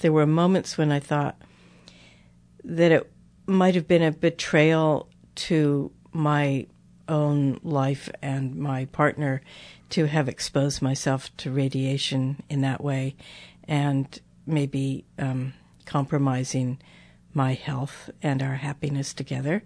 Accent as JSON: {"language": "English", "country": "United States", "said": "I'm an American"}